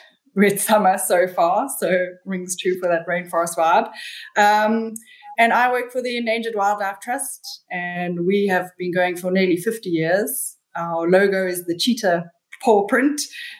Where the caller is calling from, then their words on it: Durban, KwaZulu-Natal, South Africa; I'm calling from Durban, South Africa. It's pretty tropical here, always pretty warm and steamy